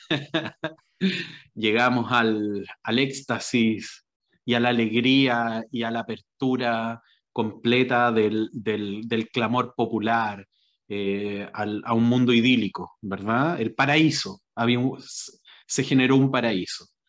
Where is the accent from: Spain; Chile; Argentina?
Chile; yo como chileno